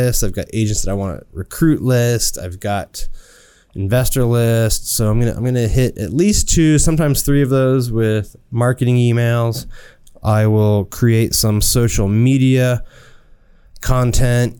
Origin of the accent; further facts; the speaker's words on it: South Florida, United States; South Florida mostly. I was there since age 5.